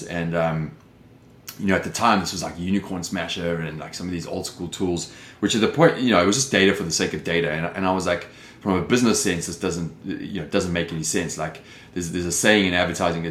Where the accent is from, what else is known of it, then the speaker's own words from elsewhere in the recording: South Africa; moved away as an adult; also born or lived in London, United Kingdom; now in Los Angeles, United States; You can hear by the accent, I'm clearly not from Los Angeles, but that's where I live. I've been here since 2006, originally from South Africa.